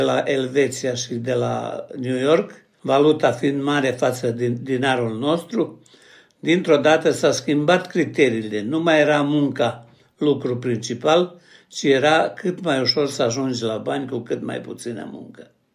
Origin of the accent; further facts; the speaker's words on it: Seleuš, Vojvodina, Serbia; moved away as an adult; also born or lived in Vršac / Belgrade / Bucharest; M-am născut la Sâmeai, într-un sat care la vremea aceea era sat de oameni harnici